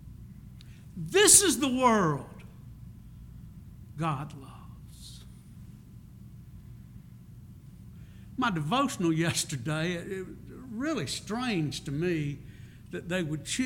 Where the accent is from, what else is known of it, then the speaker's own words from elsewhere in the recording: Prichard, Alabama, United States; also born or lived in Crichton, Mobile, Alabama; I was very fortunate to grow up in 8 Mile, northern part of Pritchard, Alabama. I tell people I was born in Pritchard, raised in Crichton